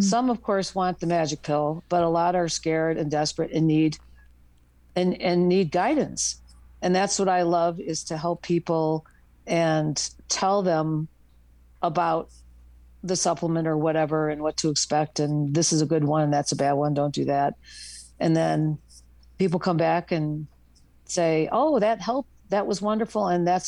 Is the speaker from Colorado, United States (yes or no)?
yes; Boulder, Colorado, United States; I'm from Boulder, Colorado.